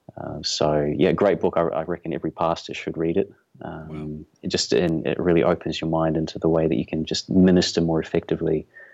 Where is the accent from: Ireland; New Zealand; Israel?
New Zealand; Auckland; I was born and raised here in Auckland